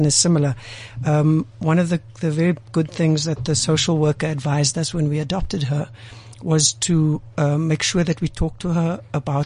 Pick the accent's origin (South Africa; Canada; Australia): South Africa; Cape Town, Western Cape; I don't identify as colored, but I grew up culturally on the Cape Flats